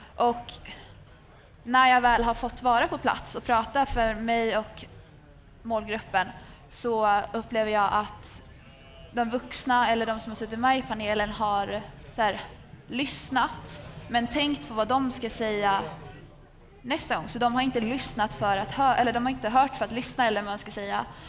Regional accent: Västerås, Västmanland, Sweden; är 22 år gammal och kommer från Västerås

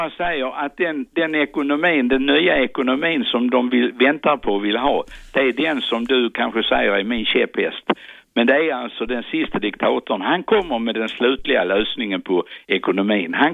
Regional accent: Skåne, Sweden; Jag, skry, jag är skåning, men jag skryter aldrig.

